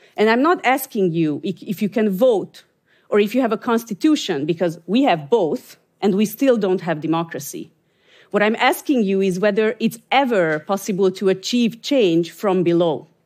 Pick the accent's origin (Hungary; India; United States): Hungary; I'm from Hungary